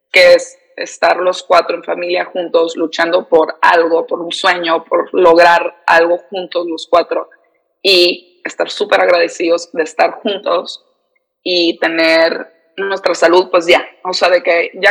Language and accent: Spanish; San Diego, California, United States; Soy eh, de San Diego, aquí nací, aquí crecí. Mis papás son de Tijuana, pero no sé, o sea, siempre que digo que soy de San Diego me siento media falsa porque no me siento como que ni, no soy de aquí ni soy de allá, o sea, soy fronteriza 100%.